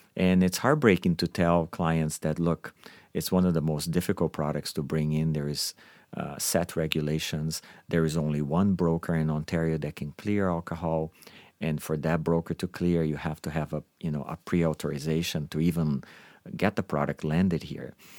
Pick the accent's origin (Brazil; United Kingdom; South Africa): Brazil; now in Canada; I am from Brazil